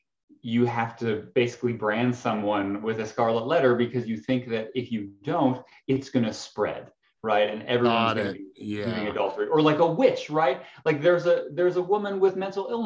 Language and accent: English; Canada; I'm Canadian